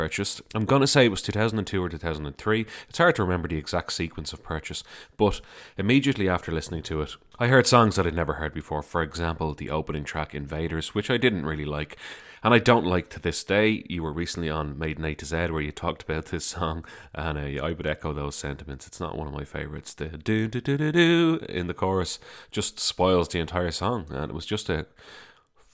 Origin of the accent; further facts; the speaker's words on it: Dublin, Leinster, Ireland; I'm from Dublin, Ireland.